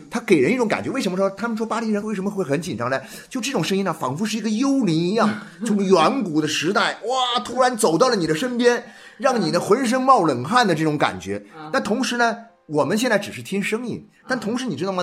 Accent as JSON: {"language": "Chinese", "country": "China", "said": "我们是中国人啊，我们是这个中华儿女"}